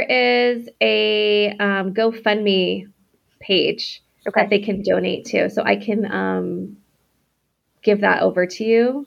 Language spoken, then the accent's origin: English; Connecticut, United States; moved away as an adult; also born or lived in Rhode Island / Boston / Manhattan / Florida; I was born in Connecticut. I grew up between there and Rhode Island